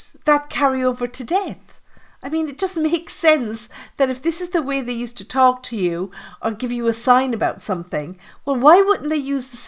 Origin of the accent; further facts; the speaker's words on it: Ireland; I'm Irish